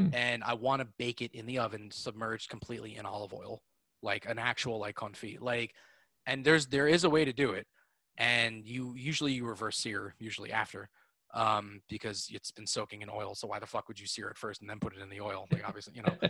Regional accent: Lower Westchester, New York, United States; I grew up in Lower Westchester. I grew up like, you know, 20 minutes from the city.

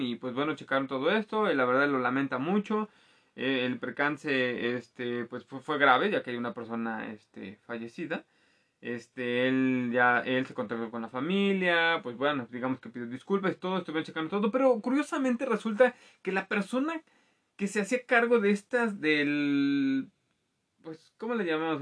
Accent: Mexico

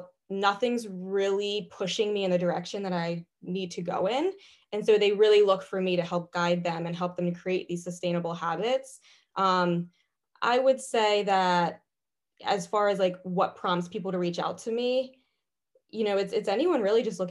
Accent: Pasadena, Maryland, United States; moved away as an adult; also born or lived in Chester County, Pennsylvania; now in West Chester, United States; I'm originally from Maryland, actually, a small town called Pasadena

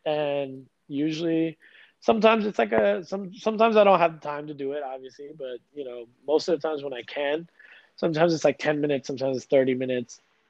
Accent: Kuwait; also born or lived in India; I was born in India. I was living in a Muslim country in Kuwait. We used to go to India once a year in the winter for a winter vacation.

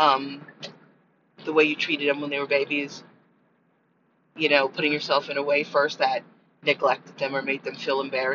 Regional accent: United States; I'm American

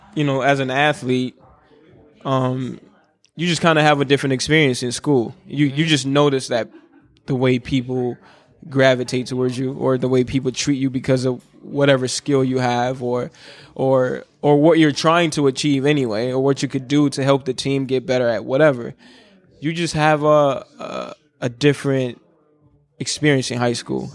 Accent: Minnesota, United States; born or raised there; also born or lived in Congo

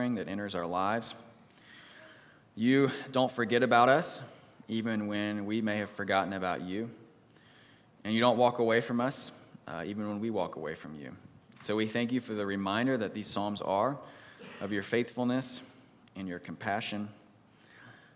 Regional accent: East Coast, United States; also born or lived in Texas; I grew up on the East Coast, I was born in Texas

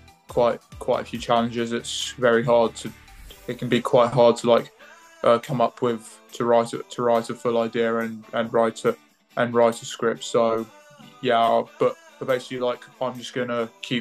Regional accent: England, United Kingdom; also born or lived in Cambridge / Lewes; I was born in Cambridge. I've moved to Lewis. I've grew up in England.

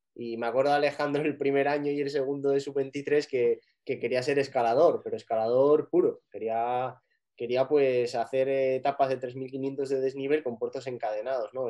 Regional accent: Picos de Europa, Asturias, Spain; soy asturiano y nací en Picos de Europa

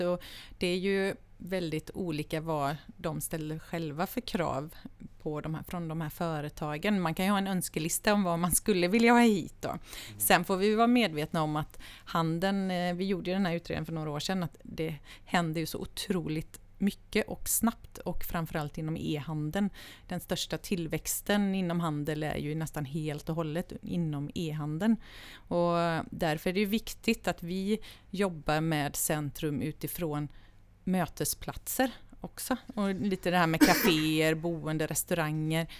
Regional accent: Vrigstad, Jönköping County, Sweden; moved away as an adult; also born or lived in Gothenburg; now in Ulricehamn, Sweden; Jag är född i Göteborg men uppvuxen i Småland

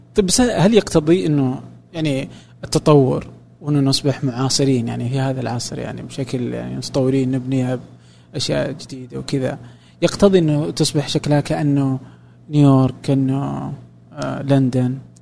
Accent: Saudi Arabia; عندنا في السعوديه

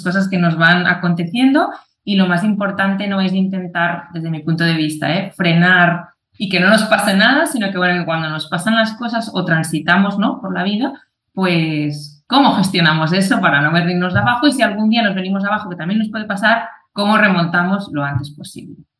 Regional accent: Catalonia, Spain; yo soy de, de Cataluña

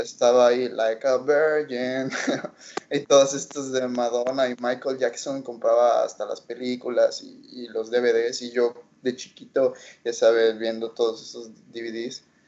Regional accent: Mexico; nosotros como mexicanos

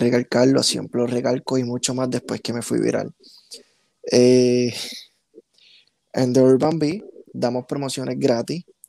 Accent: Puerto Rico; first language Spanish; nosotros mismos como puertorriqueños

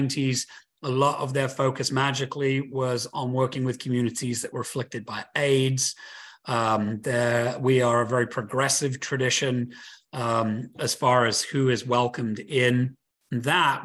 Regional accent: United Kingdom; That's where I'm from. I'm from Britain

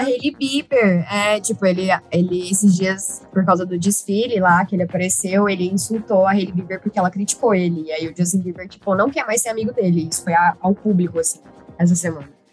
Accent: Uberlândia, Minas Gerais, Brazil; eu sou mineira, sou de Uberlândia

